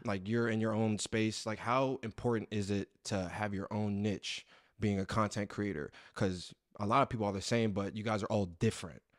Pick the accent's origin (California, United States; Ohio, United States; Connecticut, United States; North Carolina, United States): Connecticut, United States; now in Los Angeles, United States; I'm from the East Coast, you know, just Jersey and being from the East Coast, being from Connecticut